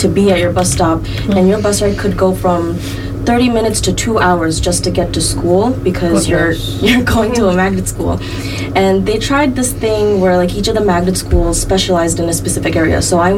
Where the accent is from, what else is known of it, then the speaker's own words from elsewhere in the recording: Bangladesh; now in Connecticut, United States; I live in Connecticut. They know even less. I would say I'm from Bangladesh